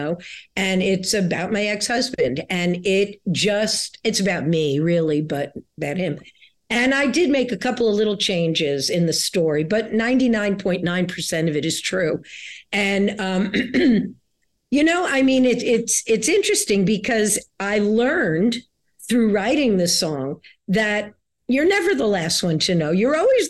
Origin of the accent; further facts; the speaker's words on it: New York City, New York, United States; I grew up in New York City